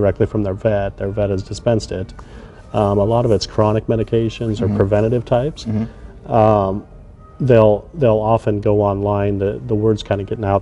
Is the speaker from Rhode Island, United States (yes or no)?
no; Geneva, Nebraska, United States; I'm from Geneva, Nebraska, a small town in Nebraska, born and raised in Nebraska